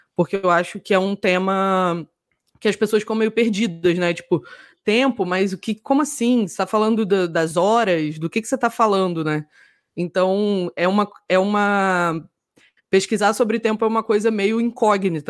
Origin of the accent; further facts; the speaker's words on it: Rio de Janeiro, Brazil; Eu sou uma pessoa super do Sudeste e sou carioca